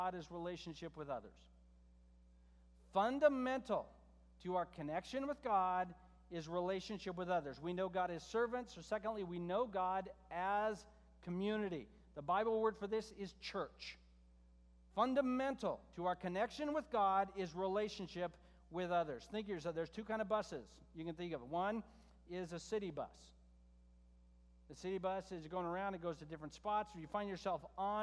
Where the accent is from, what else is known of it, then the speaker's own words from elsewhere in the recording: United States; as American Christians